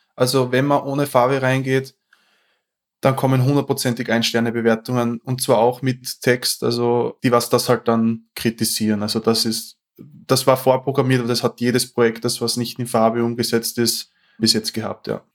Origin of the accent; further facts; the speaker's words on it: Austria; accent: Austrian dialect; ich komme aus Österreich. Ich versuche so gut wie möglich meinen Dialekt ein bisschen zu kaschieren